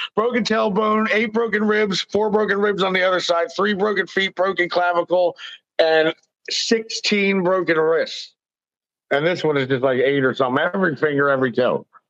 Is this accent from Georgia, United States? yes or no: no; Philadelphia, Pennsylvania, United States; I'm 43. I was born in Philly. I'm Sicilian.